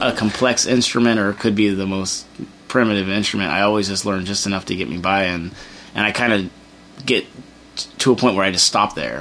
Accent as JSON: {"language": "English", "town": "Torrance", "region": "California", "country": "United States", "tie": "born or raised there", "lives_now": "San Pedro, United States", "said": "I grew up in Torrance"}